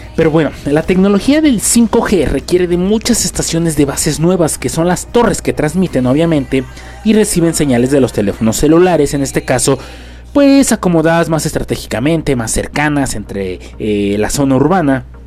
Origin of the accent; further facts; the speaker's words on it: Mexico; Estamos en un país donde, pues vamos lentos en cuanto a tecnología